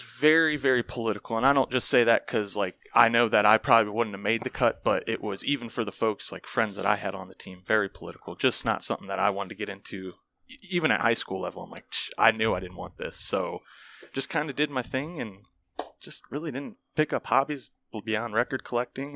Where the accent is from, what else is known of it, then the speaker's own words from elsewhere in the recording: Akron, Ohio, United States; born and raised in Akron, Ohio. Um, all 28 years there so far